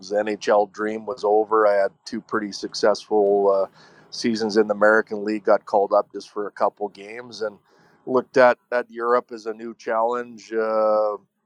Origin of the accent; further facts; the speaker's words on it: Medicine Hat, Alberta, Canada; I grew up in Medicine Hat